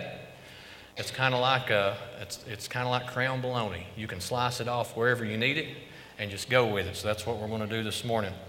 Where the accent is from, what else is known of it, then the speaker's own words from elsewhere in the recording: Carter County, East Tennessee, United States; moved away as an adult; also born or lived in Idaho; Me and my wife both, we grew up here in Carter County.